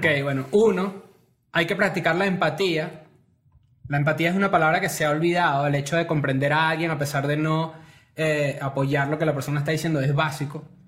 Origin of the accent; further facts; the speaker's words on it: Venezuela; now in Mexico; también venimos de Venezuela